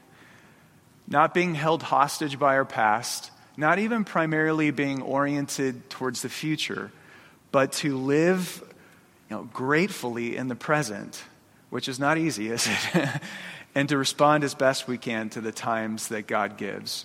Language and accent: English; Phoenix, Arizona, United States; moved away as an adult; now in Boise, United States; I grew up in Phoenix. From elementary school up through college, you know, all my childhood was there.